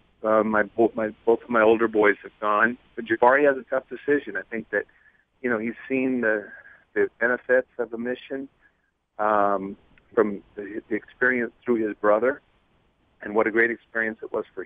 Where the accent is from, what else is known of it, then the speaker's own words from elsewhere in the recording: West Coast, United States; Growing up on the West Coast